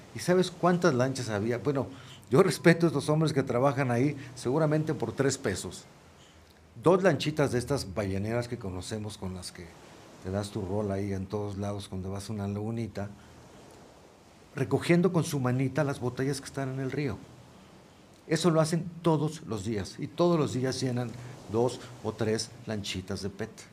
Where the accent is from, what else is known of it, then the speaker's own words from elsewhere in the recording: Mexico; Yo mismo como mexicano